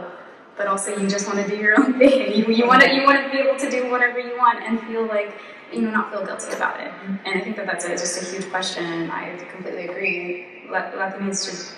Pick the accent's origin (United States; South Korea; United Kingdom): United States; Los Angeles, California; I'm a Chicana from Los Angeles